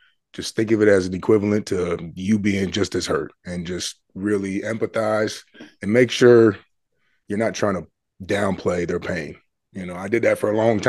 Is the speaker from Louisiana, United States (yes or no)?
no; Richfield, Minnesota, United States; also born or lived in Bloomington, Minnesota; I grew up in Richfield until sixth grade, went to Bloomington, seventh, eighth, went back to Richfield, ninth